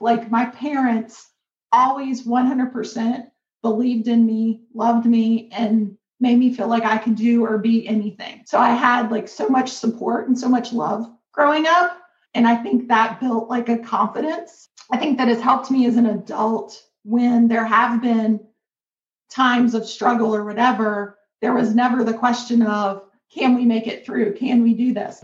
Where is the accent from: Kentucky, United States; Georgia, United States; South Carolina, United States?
Kentucky, United States; I'm from Kentucky, a very small town in Kentucky, um, a rural community. Like I grew up